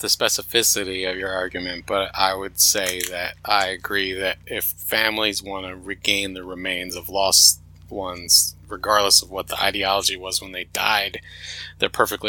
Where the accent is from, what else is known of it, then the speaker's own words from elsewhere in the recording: New Jersey, United States; I'm from Jersey.